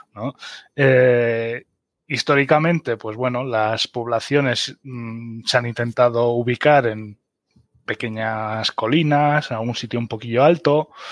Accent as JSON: {"language": "Spanish", "area": "Mallorca", "region": "Balearic Islands", "country": "Spain", "also_born_or_lived": "Germany", "moved": "as an adult", "lives_now": "Sierra de Segura, Spain", "said": "soy alemán de Mallorca"}